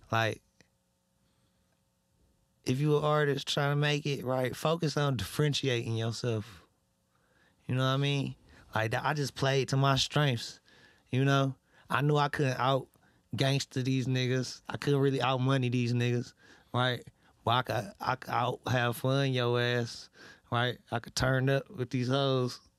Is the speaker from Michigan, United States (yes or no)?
yes; Detroit, Michigan, United States; I'm really from Detroit for real.